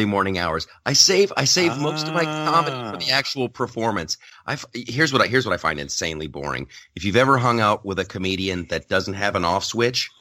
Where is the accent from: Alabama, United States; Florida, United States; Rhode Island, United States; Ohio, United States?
Ohio, United States; Columbus; now in Southern California, United States; I'm from Ohio. I grew up in Columbus, Ohio